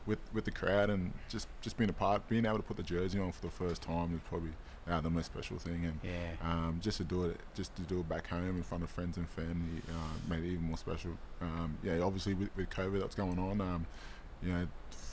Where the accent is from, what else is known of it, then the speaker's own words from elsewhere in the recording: Brisbane, Queensland, Australia; moved away; I'm from Brisbane. I was born and raised in Brisbane